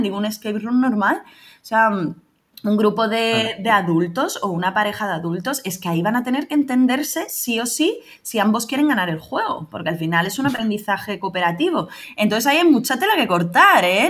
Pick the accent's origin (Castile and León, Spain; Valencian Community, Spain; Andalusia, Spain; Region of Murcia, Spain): Andalusia, Spain; Rota; yo aquí también en, en mi pueblo, en Rota, provincia de Cádiz